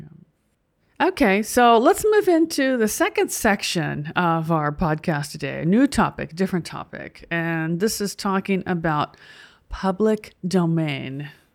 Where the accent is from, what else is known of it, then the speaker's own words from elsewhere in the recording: United States; as an American